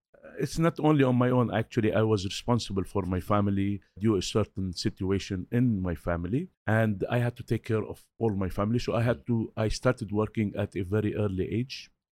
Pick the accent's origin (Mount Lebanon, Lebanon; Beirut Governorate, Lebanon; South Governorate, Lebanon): Beirut Governorate, Lebanon; Beirut; I was brought up in Beirut in these very difficult situations